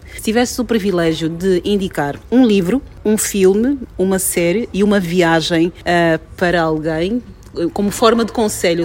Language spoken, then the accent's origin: Portuguese; Angola; sou angolana